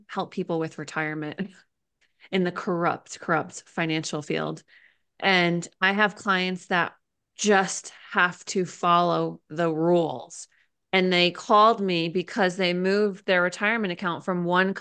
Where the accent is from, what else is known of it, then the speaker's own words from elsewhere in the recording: Connecticut, United States; now in Idaho, United States; I was born in Connecticut